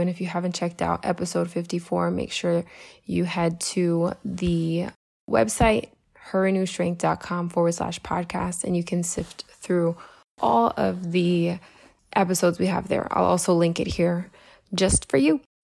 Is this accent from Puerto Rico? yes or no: yes; Puerto Rico; your Jesus loving Puerto Rican life coach